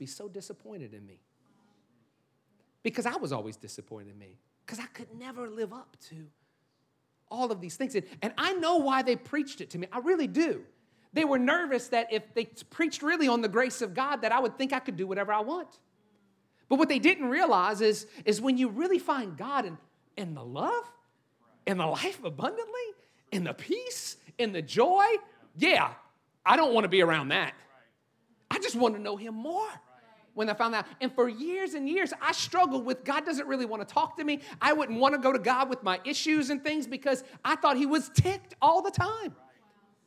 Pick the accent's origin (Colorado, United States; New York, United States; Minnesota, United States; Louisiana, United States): Louisiana, United States; New Orleans; moved away; I'm actually from New Orleans